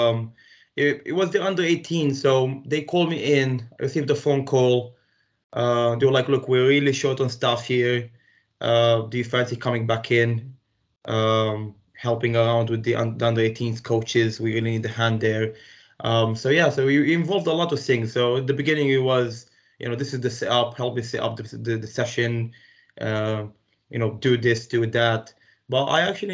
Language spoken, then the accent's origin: English; Romania; English is a second language; moved away as an adult; also born or lived in Palestine; now in United Kingdom; Originally I'm from Romania, but from a really mixed heritage. Like I said to you earlier, my mom is Romanian, my dad is Palestinian. Grew up in Romania though